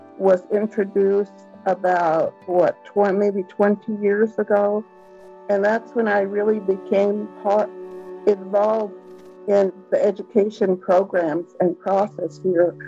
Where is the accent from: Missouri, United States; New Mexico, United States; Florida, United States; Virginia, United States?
New Mexico, United States; Taos Pueblo; first language English; also born or lived in Santa Fe; I was brought here to Taos Pueblo when I was a child, a young child, maybe 4 years old.